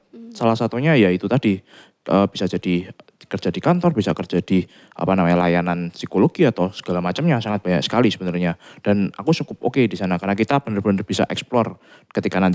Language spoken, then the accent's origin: Indonesian; Semarang, Central Java, Indonesia; Oh karena aku juga orang Semarang, dan kebetulan Unika adalah salah satu kampus yang bagus dan memang favorit di Semarang